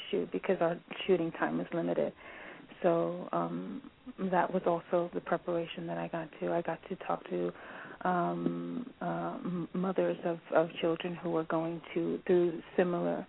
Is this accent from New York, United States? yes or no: yes; New York City, New York, United States; moved away; I'm born and raised in the Bronx